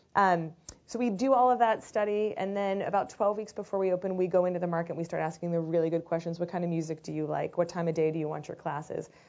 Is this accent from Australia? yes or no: no; United Kingdom; moved away; near London